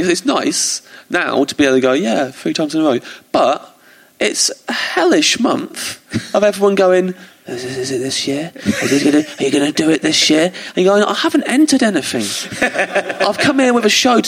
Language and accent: English; England, United Kingdom; as an English comic